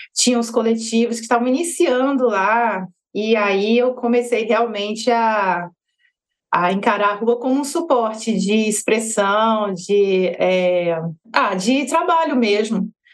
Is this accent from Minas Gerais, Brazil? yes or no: no; Petrolina, Pernambuco, Brazil; moved away as an adult; also born or lived in Juazeiro, Bahia / Salvador, Bahia / Rio de Janeiro; eu sou baiana, nascida em Juazeiro da Bahia e vivi minha vida toda em Petrolina, Pernambuco